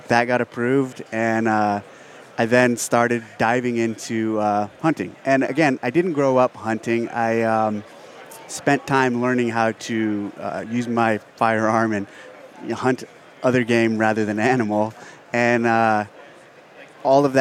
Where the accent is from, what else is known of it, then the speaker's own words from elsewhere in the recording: Aromas, California, United States; I grew up in Aromas, California, on a 65-acre ranch